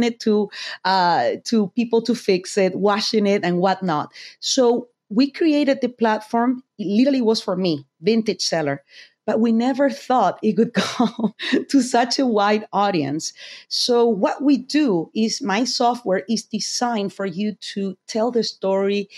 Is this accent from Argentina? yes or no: yes; Argentina; moved away; I'm from Argentina